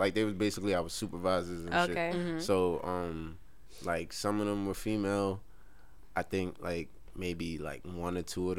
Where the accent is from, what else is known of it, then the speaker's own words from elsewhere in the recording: New York City, New York, United States; also born or lived in Bay Ridge, Brooklyn; I'm from Brownsville, Brooklyn